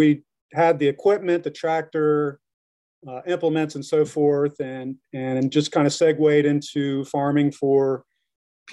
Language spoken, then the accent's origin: English; Greenville, South Carolina, United States; now in Ware Shoals, United States; I am from Greenville, South Carolina, so I didn't grow up here in the area. I was a suburban kid